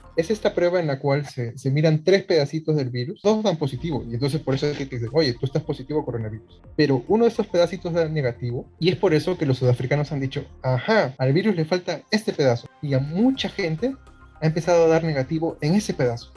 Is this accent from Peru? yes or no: yes; Peru; nosotros como peruanos